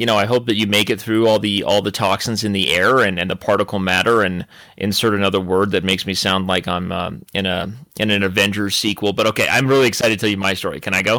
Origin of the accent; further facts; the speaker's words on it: Arizona, United States; moved away; I'm from Arizona